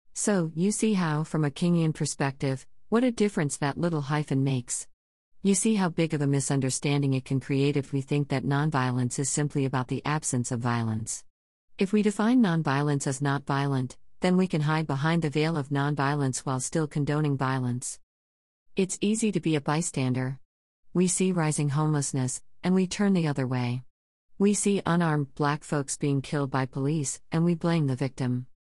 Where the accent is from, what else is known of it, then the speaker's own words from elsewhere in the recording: Japan; My home country of Japan